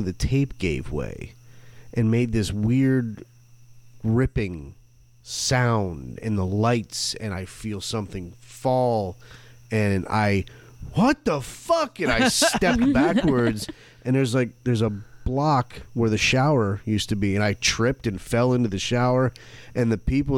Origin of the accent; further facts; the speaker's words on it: Flint, Michigan, United States; I was born in Flint, Michigan